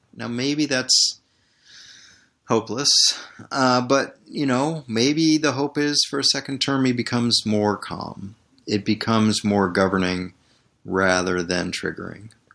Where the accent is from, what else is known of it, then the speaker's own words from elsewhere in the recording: Washington, District of Columbia, United States; I'm born and bred in Washington, D C